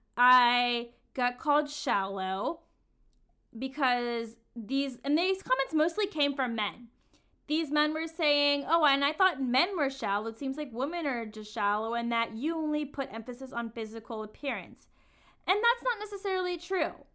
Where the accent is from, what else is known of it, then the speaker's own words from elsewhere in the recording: the South, United States; Growing up in the South